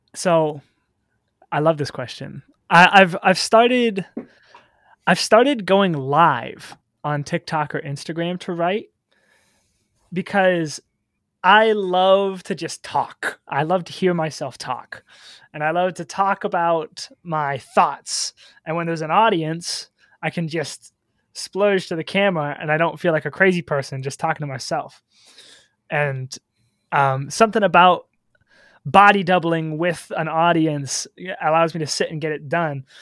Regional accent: Solon, Iowa, United States; also born or lived in Cedar Rapids, Iowa; I guess technically I was born in Cedar Rapids, but I did most of my growing up in a small town called Solon, Iowa

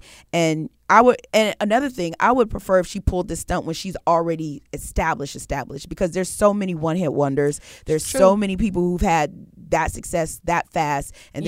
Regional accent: New York, United States; I'm from New York.

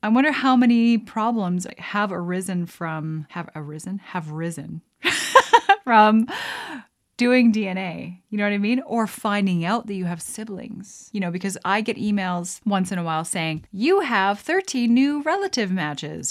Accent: Canada; as a Canadian

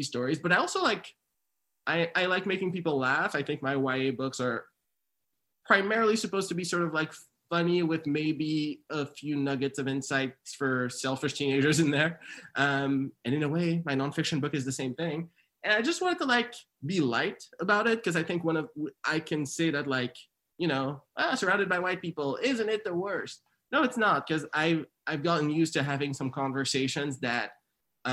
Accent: township 2 hours from Montreal, Quebec, Canada; also born or lived in Haiti; we moved there when I was like six from Haiti, and like we didn't even move to a city. We moved to like a township 2 hours from Montreal.

